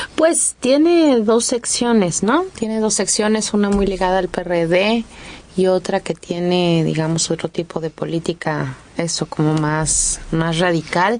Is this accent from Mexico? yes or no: yes; Mexico; nuestro país